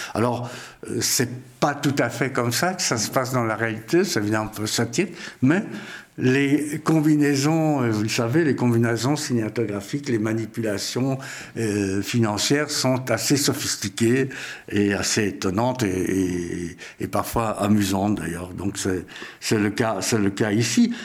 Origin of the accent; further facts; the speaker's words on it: Vienna, Austria; moved away; je suis né à Vienne, en Autriche, et j'ai quitté l'Autriche dans des circonstances pas pareil à celle de Cyril